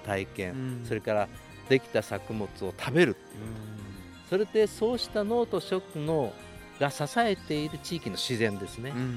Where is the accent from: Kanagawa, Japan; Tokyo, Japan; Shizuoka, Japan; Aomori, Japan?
Tokyo, Japan; moved away as an adult; also born or lived in Mie Prefecture / Tochigi Prefecture; now in Tochigi, Japan; 私はあの、えー、と生まれは東京なんですが、はいその後三重県にしばらく仕事で行って、はい、そしてこちらに移ってきたのが27年前ですか